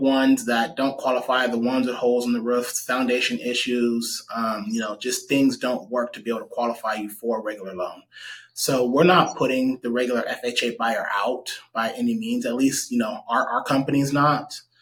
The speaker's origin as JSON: {"language": "English", "town": "Stockton", "region": "California", "country": "United States", "tie": "born or raised there", "said": "I grew up in Southside Stockton, so um, I'm pretty familiar with majority of Stockton"}